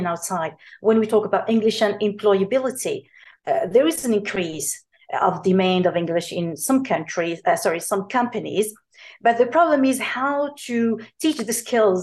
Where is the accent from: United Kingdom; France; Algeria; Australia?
Algeria; Algerian tertiary lecturers, including me